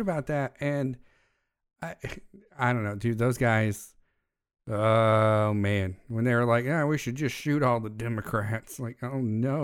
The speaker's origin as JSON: {"language": "English", "country": "United States", "said": "As an American"}